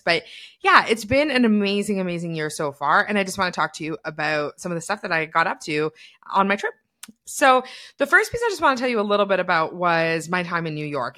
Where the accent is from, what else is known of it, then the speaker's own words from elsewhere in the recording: Canada; being a Canadian